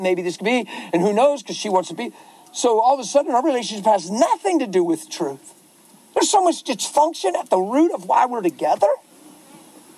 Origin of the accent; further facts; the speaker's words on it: United States; I'm American